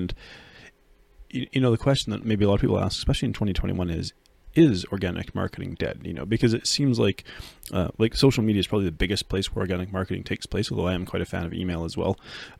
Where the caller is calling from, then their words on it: Red Deer, Alberta, Canada; I'm coming from Red Deer, Alberta, Canada.